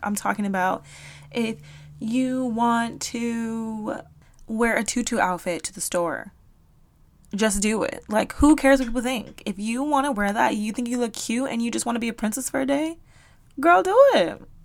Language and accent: English; South Florida, United States; moved away; I am from South Florida and in Miami, you don't talk to people